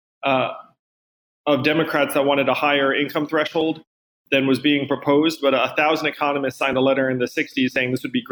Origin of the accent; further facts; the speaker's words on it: East Coast, United States; I'm from the East Coast.